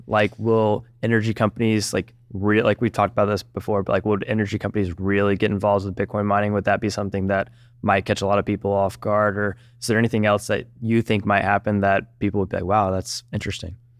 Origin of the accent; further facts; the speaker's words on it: Georgia, United States; I'm from Georgia